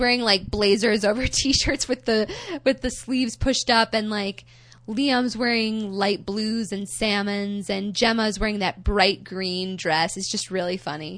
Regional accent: United States

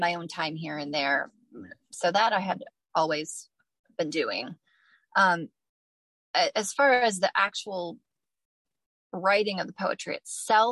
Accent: Toledo, Ohio, United States; now in Findlay, United States; When I was young, I mean, I lived most of my life in Toledo, went to college there, became a part of the writing community in Toledo

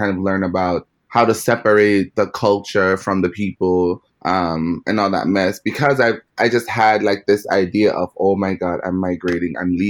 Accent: Jamaica; accent: Jamaican; moved away; I tried very hard to like mask my accent or my Jamaican accent.

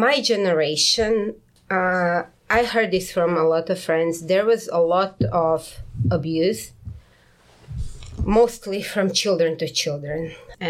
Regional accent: Karlovac, Karlovac County, Croatia; moved away as an adult; now in South Korea; some hour out of Karlovac, my hometown

